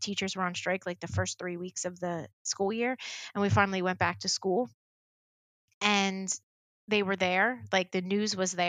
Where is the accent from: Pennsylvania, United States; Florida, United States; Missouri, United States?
Pennsylvania, United States; Philadelphia; When I was very small, growing up in the Philadelphia area and watching Philadelphia news, I loved Action News on, you know, ABC 6